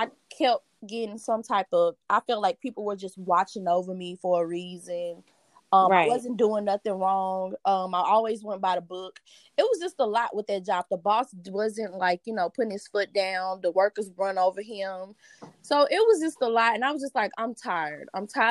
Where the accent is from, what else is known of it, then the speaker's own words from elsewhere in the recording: East St. Louis, Illinois, United States; I'm from East St. Louis, Illinois